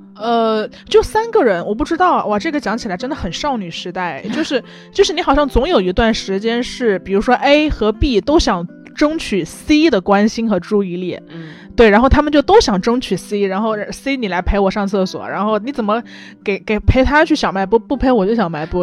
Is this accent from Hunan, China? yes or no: yes; Changsha, Hunan, China; moved away; 回到我的家乡，就回长沙